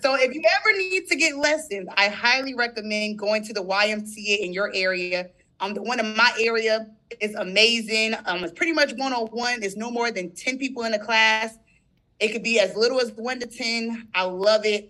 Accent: St. Stephen, South Carolina, United States; I'm from St. Stephen, South Carolina

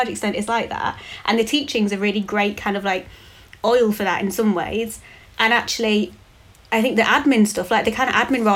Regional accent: United Kingdom; saw this job, which was in my hometown

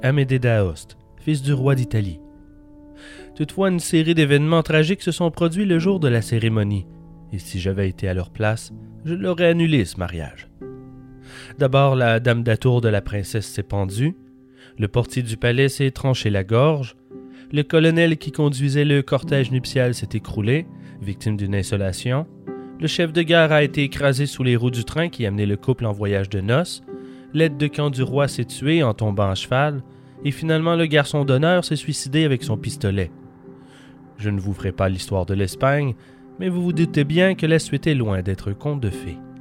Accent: Quebec, Canada; je suis hors du Québec depuis plus d'un an.

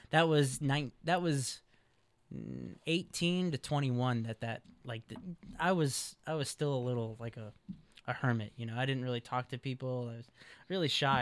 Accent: Chicago, Illinois, United States; now in California, United States; I'm from Chicago, Illinois

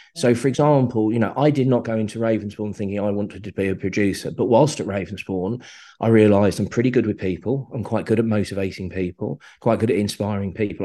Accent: Slough, South East England, United Kingdom; I grew up in Slough, grew up on an estate in, in Slough

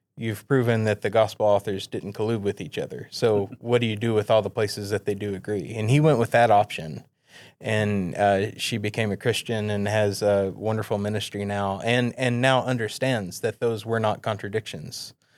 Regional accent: East Tennessee, United States; moved away; also born or lived in Edinburgh; I'm from East Tennessee, and uh, in our area where I lived, the other churches around were either King James King James only ish, or liberal

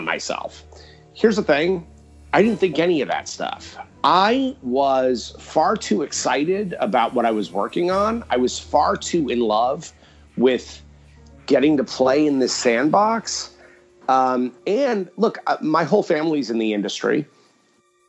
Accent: New York, United States; being a New Yorker

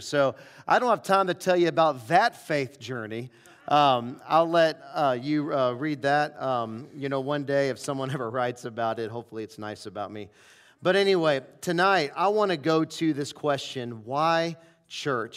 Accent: St. Louis, Missouri, United States; moved away; I grew up in Saint Louis

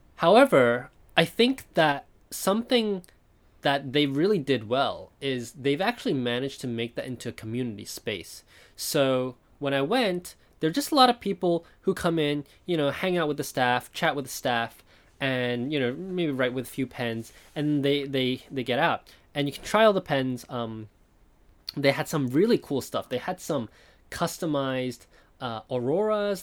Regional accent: Taiwan; now in Japan; I was born in Taiwan, I live in Japan now

